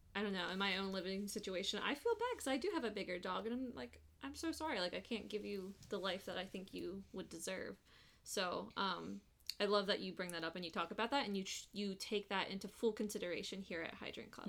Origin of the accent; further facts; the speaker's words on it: East Coast, United States; now in Las Vegas, United States; we're from East Coast